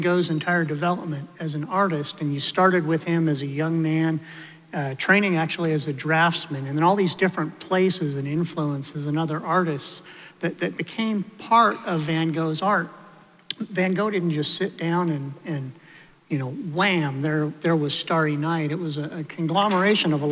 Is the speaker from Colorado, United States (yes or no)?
yes; Denver, Colorado, United States; I grew up in Denver. I was raised in a liberal Methodist church